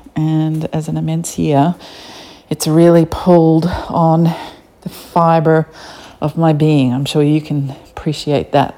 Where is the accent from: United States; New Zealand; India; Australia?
Australia; accent: Australian; I don't hear an accent. I'm Australian, I just hear flat tones.